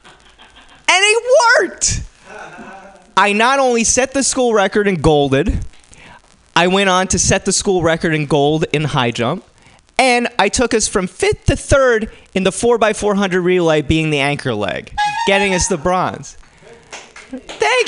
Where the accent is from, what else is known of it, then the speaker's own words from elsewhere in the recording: New Jersey, United States; now in San Francisco, United States; I come from New Jersey